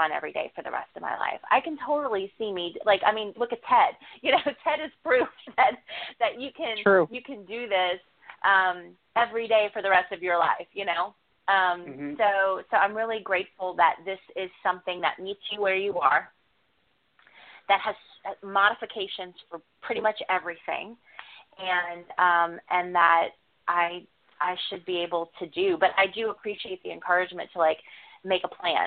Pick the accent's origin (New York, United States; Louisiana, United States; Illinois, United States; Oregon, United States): Louisiana, United States; New Orleans; I'm from New Orleans.